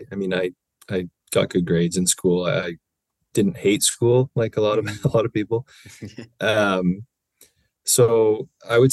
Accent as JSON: {"language": "English", "town": "Newmarket", "region": "Ontario", "country": "Canada", "tie": "born or raised there", "said": "I'm from Newmarket. So I played minor hockey in Newmarket."}